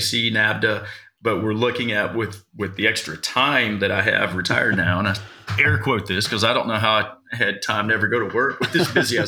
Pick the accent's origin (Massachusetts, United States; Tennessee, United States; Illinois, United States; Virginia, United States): Virginia, United States; now in Trafalgar, Indiana, United States; I'm originally from Virginia